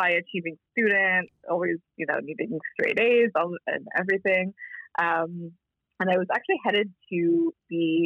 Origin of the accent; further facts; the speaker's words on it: Toronto, Ontario, Canada; I was born in Toronto